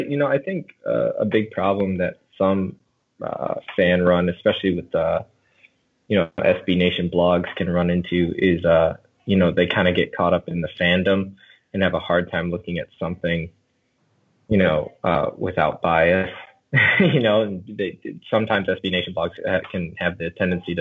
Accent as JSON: {"language": "English", "region": "Minnesota", "country": "United States", "tie": "born or raised there", "moved": "yes", "lives_now": "North Carolina, United States", "said": "I grew up in Minnesota"}